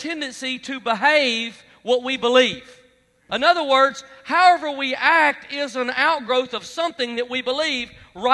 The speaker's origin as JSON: {"language": "English", "region": "Alabama", "country": "United States", "said": "I'm from Alabama"}